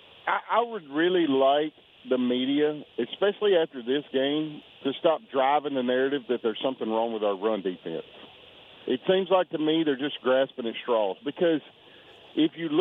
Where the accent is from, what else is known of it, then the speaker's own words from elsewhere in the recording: Mississippi, United States; I'm from Mississippi